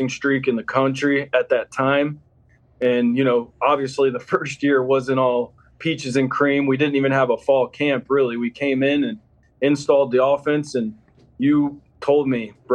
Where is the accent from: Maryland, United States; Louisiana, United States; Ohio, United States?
Ohio, United States; Columbus; also born or lived in Findlay, Ohio; I grew up with my mom in Columbus and my dad in Findlay. So, you know, being a Columbus guy